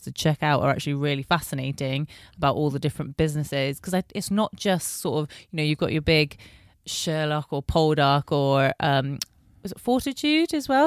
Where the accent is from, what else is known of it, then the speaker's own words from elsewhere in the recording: Bristol, South West England, United Kingdom; I am born and bred in Bristol.